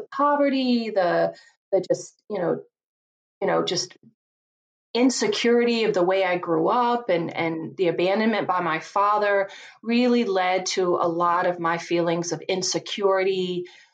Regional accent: Virginia, United States; now in Chicago, United States; I grew up just a poor country girl from Virginia. You can probably tell from my accent

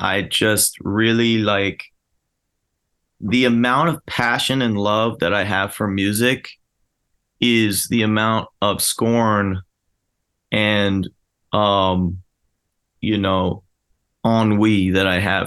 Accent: New Jersey, United States; now in Philadelphia, United States; I grew up in New Jersey

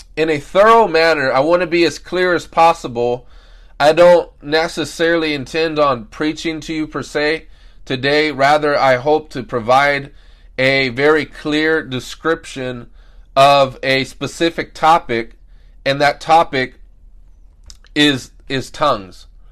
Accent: United States; us Americans

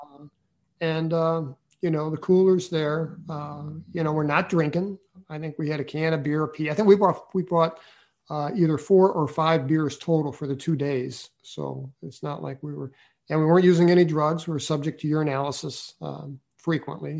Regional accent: St. Louis, Missouri, United States; I was from St. Louis City

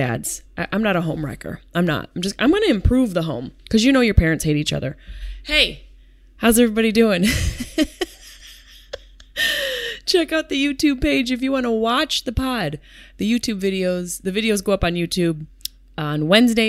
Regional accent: Syracuse, New York, United States; my hometown of Syracuse, New York.

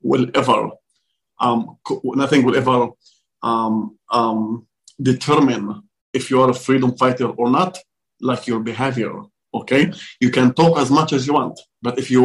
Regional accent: Israel; moved away; I'm from Israel

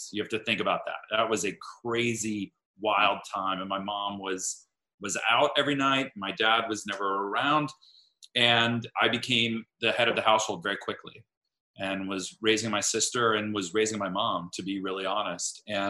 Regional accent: Miami, Florida, United States; I grew up in Miami, Florida, with a single mother who was a social worker.

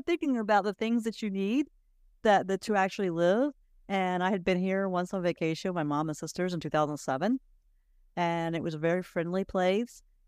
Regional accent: South Carolina, United States; moved away as an adult; also born or lived in New Orleans, Louisiana / Pennsylvania; now in Mexico; I lived in Louisiana for 6 years after college. I lived in New Orleans, but I grew up in South Carolina.

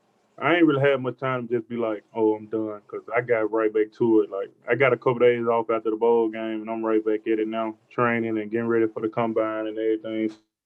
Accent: Memphis, Tennessee, United States; But, you know, it's Memphis like any other rugged place. You got to work, blue collar. You got to grow up fast. It was fun. I enjoyed it.

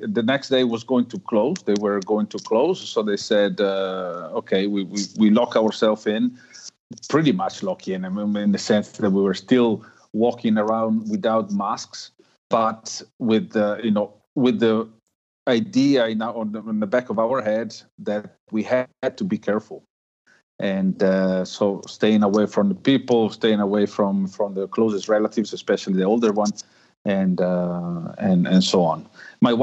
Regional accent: Italy; myself and the TRI and the TRE are Italian

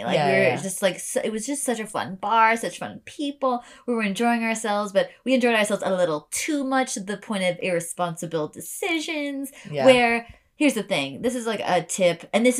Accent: United States; accent: American; I like walked over in my American accent

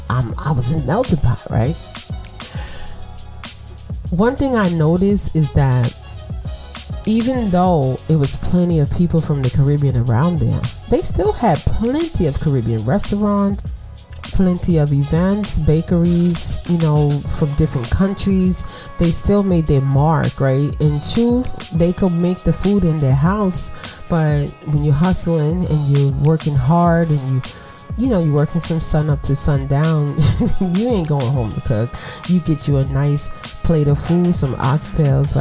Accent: New York City, New York, United States; also born or lived in East Flatbush, Brooklyn; I'm from Brooklyn

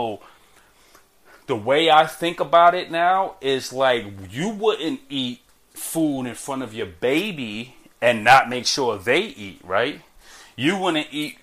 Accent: New York City, New York, United States; I'm a kid from Brooklyn

